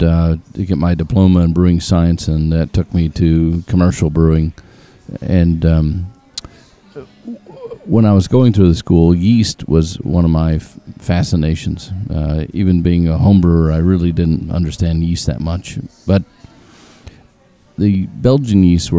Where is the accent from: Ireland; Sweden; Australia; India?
Australia; Denmark, Western Australia; I'm from Denmark, and it's like, you don't have a Scandinavian accent.